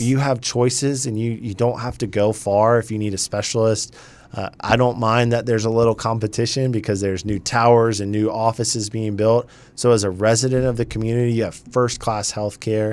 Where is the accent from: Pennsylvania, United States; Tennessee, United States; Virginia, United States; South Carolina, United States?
South Carolina, United States; Charleston; also born or lived in Greer, South Carolina; now in Winston-Salem, United States; I grew up in Charleston, South Carolina